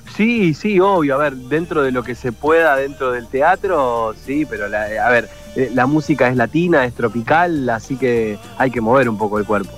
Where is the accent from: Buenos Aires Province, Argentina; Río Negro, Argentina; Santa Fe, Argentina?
Santa Fe, Argentina; Rosario; Rosario, que es mi ciudad, que, nada, donde, a donde voy digo con mucho orgullo que, soy rosarino